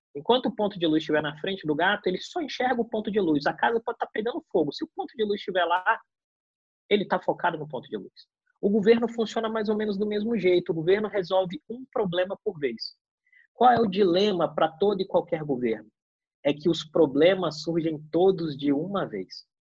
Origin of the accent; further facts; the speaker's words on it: Brazil; Eu como brasileiro